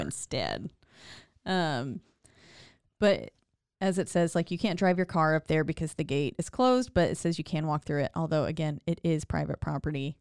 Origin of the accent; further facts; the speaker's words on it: Glendale Springs, North Carolina, United States; moved away; my hometown of Glendale Springs, North Carolina, like where I was born